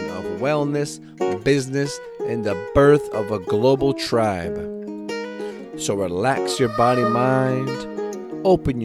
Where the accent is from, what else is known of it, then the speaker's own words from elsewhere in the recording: Canada; I'm Canadian